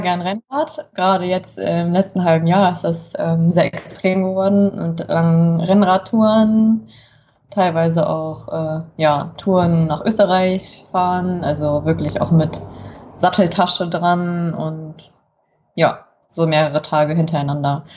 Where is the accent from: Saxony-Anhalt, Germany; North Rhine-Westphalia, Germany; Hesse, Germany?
Hesse, Germany; Kassel; Ich bin in Kassel geboren und groß geworden.